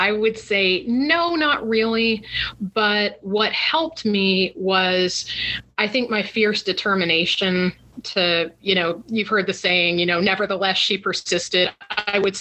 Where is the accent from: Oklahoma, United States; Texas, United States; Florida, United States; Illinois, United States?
Florida, United States; Port St. Lucie; moved away as an adult; now in Washington, D.C. metro area, United States; I grew up in South Florida in what was then a small town called Port St. Lucie.